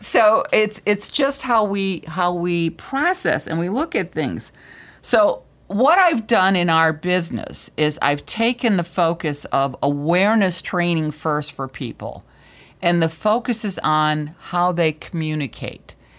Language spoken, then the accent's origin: English; Michigan, United States; we're from Michigan